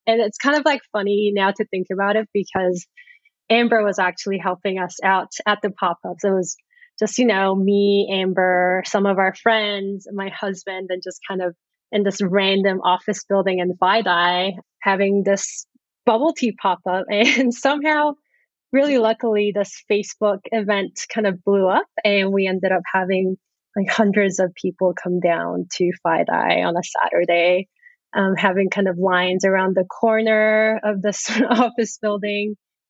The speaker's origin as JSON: {"language": "English", "country": "New Zealand", "tie": "born or raised there", "also_born_or_lived": "South Korea / Canada / Boston, United States", "accent": "Kiwi", "second_language": "English", "lives_now": "New York, United States", "said": "So for me, I kind of grew up everywhere. I was born in Korea. I grew up in New Zealand. I used to have a very thick Kiwi accent at a point in my life. Went to school in Canada and then went to college in Boston"}